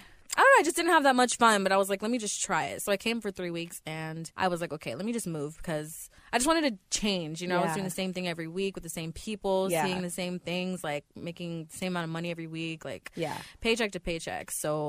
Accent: Orlando, Florida, United States; now in Los Angeles, United States; Yeah, Orlando.

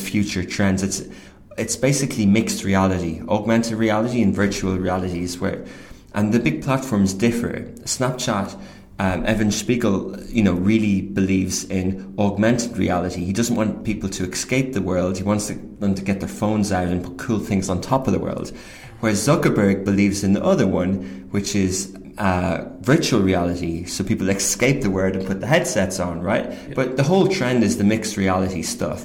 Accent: Ireland; moved away as an adult; also born or lived in Kildare / Dublin / London; now in United Arab Emirates; I grew up in, I'm 38, I grew up in Gaeltacht in Ryanair, and I went to Irish school in Old Parish and then Ring

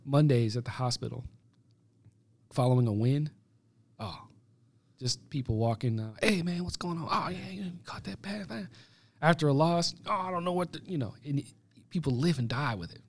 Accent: United States; as an American

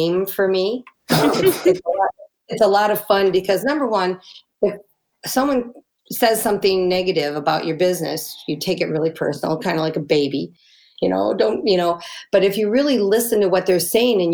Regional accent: United States; we're so American

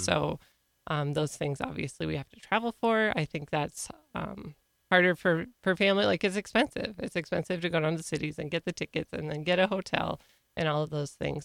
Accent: Ortonville, Minnesota, United States; also born or lived in Kerkhoven, Minnesota / Big Lake, Minnesota; I grew up in Ortonville, went to school, then graduated from Ortonville

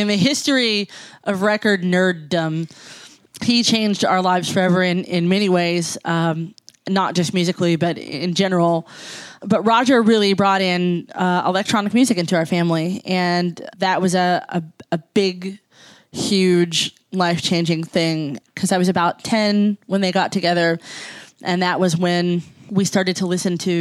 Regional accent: Jackson, Kentucky, United States; moved away; also born or lived in Lexington, Kentucky / Chicago; My hometown is Jackson, Kentucky

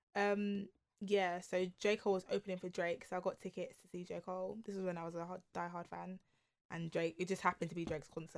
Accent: London, United Kingdom; we grew up in London

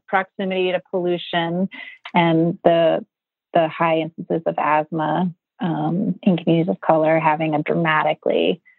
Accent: Buffalo, New York, United States; I was super activated, like a lot of people growing up in Buffalo, around social justice and human rights issues.

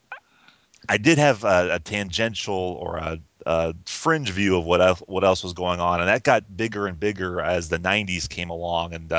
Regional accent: Columbus, Ohio, United States; All of us are born and raised in Columbus, Ohio

